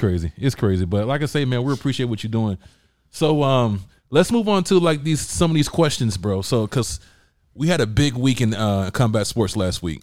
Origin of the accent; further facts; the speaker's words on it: Georgia, United States; I'm from Georgia.